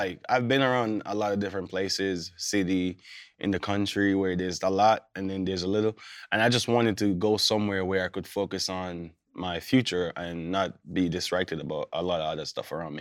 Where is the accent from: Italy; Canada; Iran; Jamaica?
Jamaica; born or raised there; moved away as an adult; also born or lived in Kansas / Minnesota